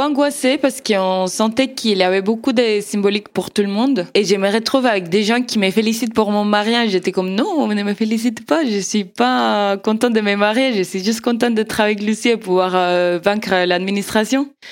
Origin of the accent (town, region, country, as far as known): Argentina; French is a second language; moved away as an adult; now in Strasbourg, France